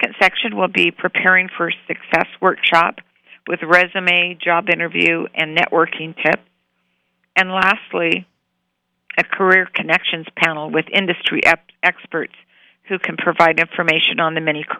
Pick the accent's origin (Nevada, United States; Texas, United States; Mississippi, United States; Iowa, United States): Nevada, United States; Reno; now in Las Vegas, United States; I'm originally from Reno, and I've been in Nevada all my life